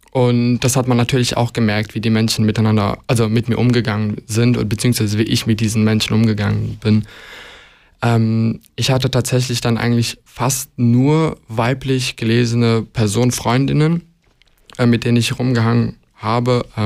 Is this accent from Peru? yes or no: no; Luxembourg; ich bin in Luxemburg ja geboren und aufgewachsen tatsächlich. Ähm, und ich bin dann jeden Sommer bis, glaube ich, zum 18. Lebensjahr, glaube ich, ähm, jeden Sommer nach Montenegro gefahren